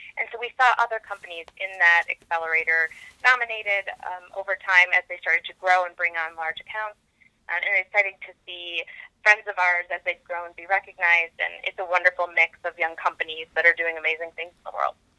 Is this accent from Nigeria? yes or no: no; Detroit, Michigan, United States; also born or lived in Silicon Valley; I'm a native Michigander. So I was born in Detroit and grew up in, um, in Michigan in various areas of the metro Detroit area